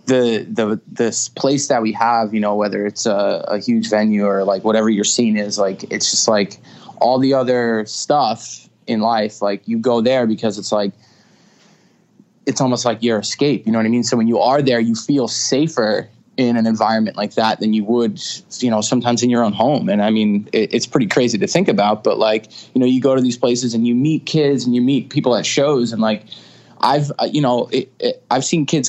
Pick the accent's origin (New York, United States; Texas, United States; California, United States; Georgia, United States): New York, United States; Stony Brook; I was born in Stony Brook. It's in Suffolk County on Long Island. And, you know, I'm born and raised in Long Island.